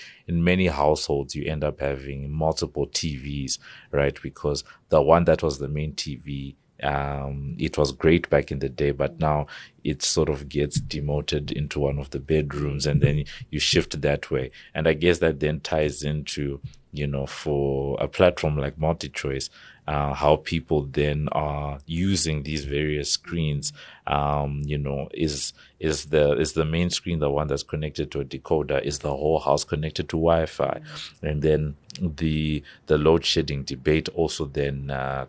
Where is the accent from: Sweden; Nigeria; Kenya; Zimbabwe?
Zimbabwe; moved away; I grew up in Zimbabwe and I grew up watching a lot of South African content because of DSTV